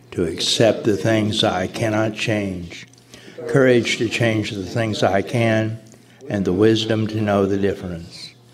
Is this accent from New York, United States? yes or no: no; Cape Cod, Massachusetts, United States; from Cape Cod. Cape Cod doesn't have any SA meetings, nearest ones are Boston and Providence.